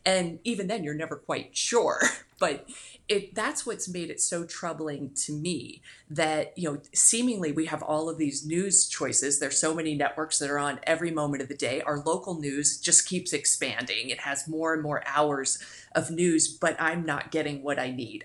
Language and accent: English; Cincinnati, Ohio, United States; now in Florida, United States; I grew up in Cincinnati